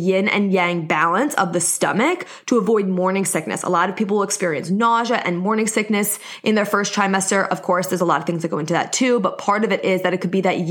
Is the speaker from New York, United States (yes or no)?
yes; New York, United States; accent: New York; I'm in New York, if you couldn't tell by my accent